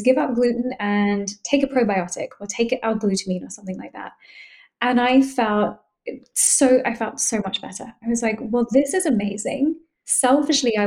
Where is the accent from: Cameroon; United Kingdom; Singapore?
United Kingdom; London; moved away as an adult; now in Boston, United States; I'm originally from London, but I've lived in Boston for the last 9.5 years.